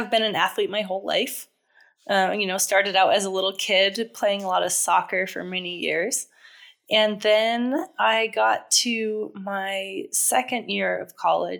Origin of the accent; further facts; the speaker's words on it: New Hampshire, United States; I'm from New Hampshire originally